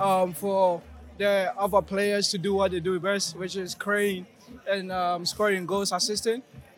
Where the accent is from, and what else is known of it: Ghana; moved away as an adult; now in Knoxville, United States